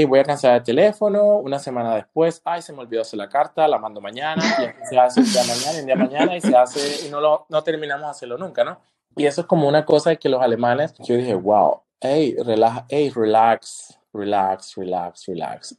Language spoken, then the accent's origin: Spanish; Colombia; also born or lived in Panama; now in Germany; yo cuando salí de Colombia, primero el destino mío fue Panamá, donde estudié.